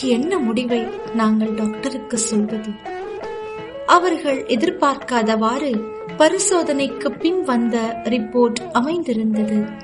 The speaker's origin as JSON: {"language": "Tamil", "town": "Jaffna", "region": "Northern Province", "country": "Sri Lanka", "moved": "as an adult", "lives_now": "Mississauga, Canada", "said": "நான் யாழ்ப்பாணம் நல்லூரைச் சேர்ந்தவன்"}